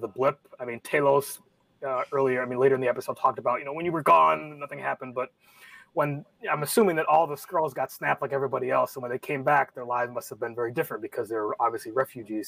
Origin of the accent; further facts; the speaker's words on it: Cleveland, Ohio, United States; also born or lived in Michigan; now in Washington, D.C., United States; I'm from Cleveland, Ohio. Uh, went to school in Michigan. Living here in Washington D.C.